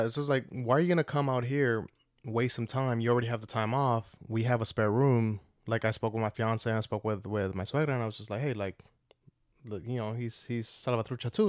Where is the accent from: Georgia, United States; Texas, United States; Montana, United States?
Georgia, United States; Atlanta; moved away